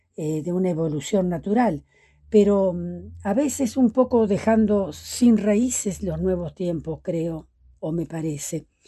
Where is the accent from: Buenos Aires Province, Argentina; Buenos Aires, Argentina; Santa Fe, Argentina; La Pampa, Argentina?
La Pampa, Argentina; La Maruja; now in Santa Rosa, Argentina; yo soy del norte de la, de, la, provincia de La Pampa, de un pueblito muy pequeño, eh, que ya casi en el límite con Córdoba, que se llama La Maruja. Allí nací